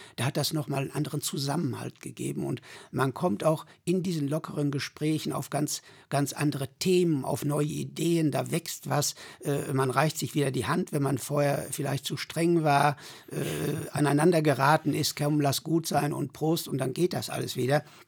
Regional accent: Sögtrop, North Rhine-Westphalia, Germany; Ich bin 1953 in Söchtrop geboren, wohne auch Zeit meines Lebens

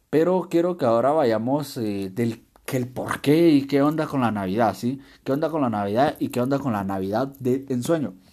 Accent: Guatemala; born there; a menos acá en mi país natal, en Guatemala, pues sí hacemos eso, esperamos

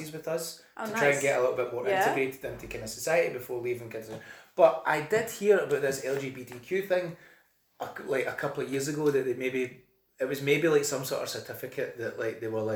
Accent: Cumbernauld, Scotland, United Kingdom; growing up in Cumbernauld, I wouldn't really say it was so like it wasn't the most like liberal

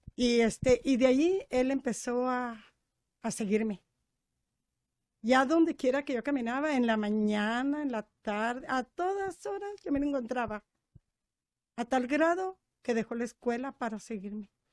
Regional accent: Práxedis G. Guerrero, Chihuahua, Mexico; soy de Prajeisque Guerrero, pero es un ranchito de Rancho Nuevo, Distrito Bravo, Chihuahua

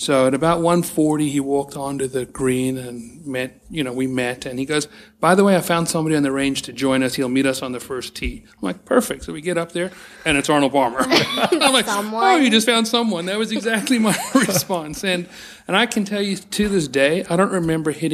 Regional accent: South Africa; now in Arizona, United States; I was from South Africa

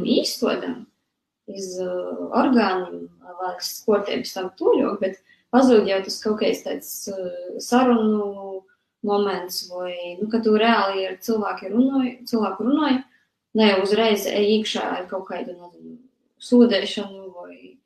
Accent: near the Russian border, Latgale, Latvia; esmu uzaugusi pašā gandrīz vai Krievijas pierobežā

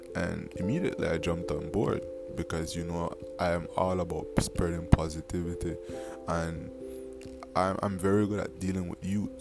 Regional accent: Belize; also born or lived in Dangriga, Belize; I'm from Belize.

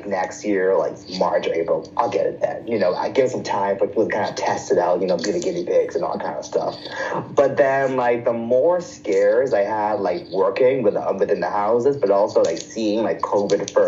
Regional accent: Bahamas; moved away; I'm from the Bahamas

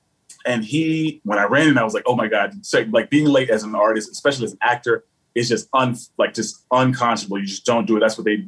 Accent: the South, United States; now in New York, United States; And in New York, I don't get so much pushback as I do growing up in the South, because in the South, definitely, I love my upbringing, love my time there.

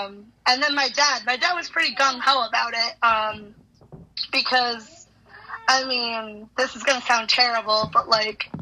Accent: Westfield, Massachusetts, United States; I'm from Westfield, Mass

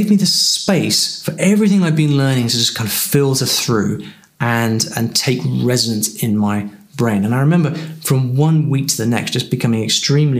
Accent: United Kingdom; I'm from the UK

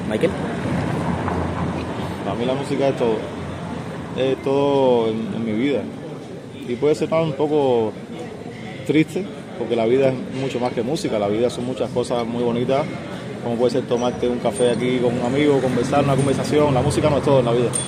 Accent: Santa Clara, Villa Clara, Cuba; moved away; also born or lived in Havana

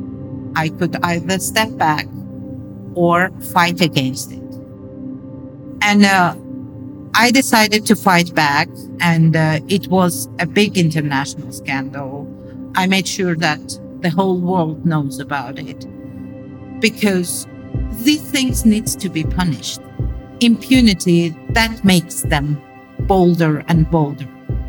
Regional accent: Azerbaijan; I was born in Azerbaijan, which was part of Soviet Socialist Union back then, USSR.

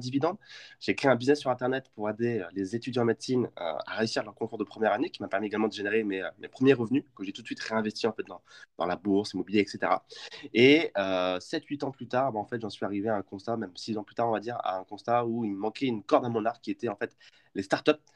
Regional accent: Champagne, Grand Est, France; je suis originaire de Champagne

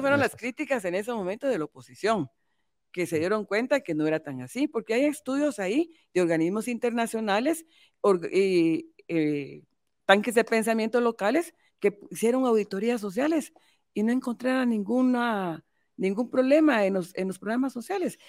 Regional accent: Guatemala; como mujer guatemalteca, como madre

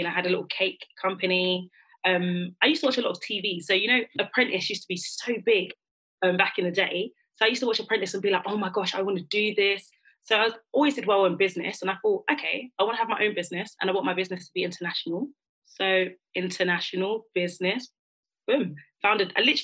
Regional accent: London, United Kingdom; because I'm from London, I was just thinking I need a uni where it's relatively in the Midlands

